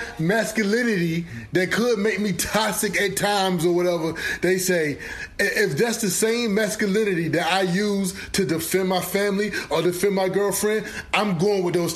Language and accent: English; the South, United States; You know, I'm from the South. I can't talk.